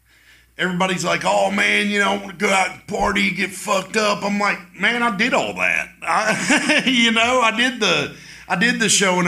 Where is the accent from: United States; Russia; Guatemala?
United States; Barboursville, West Virginia; I grew up in West Virginia.